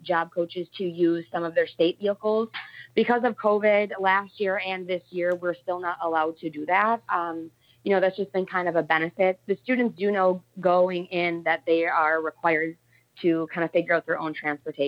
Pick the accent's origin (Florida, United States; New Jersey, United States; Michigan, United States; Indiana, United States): Michigan, United States; Munising; I'm originally from Munising